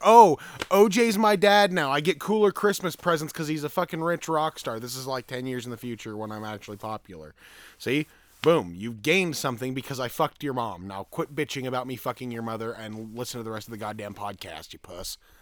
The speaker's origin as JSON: {"language": "English", "town": "Green River", "region": "Utah", "country": "United States", "tie": "born or raised there", "said": "Right here in this shit state of a town known as Green River, Utah."}